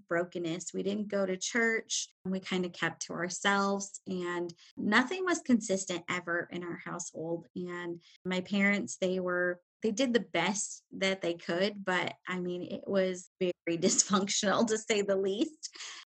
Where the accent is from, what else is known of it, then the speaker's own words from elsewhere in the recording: Indiana, United States; I am from Indiana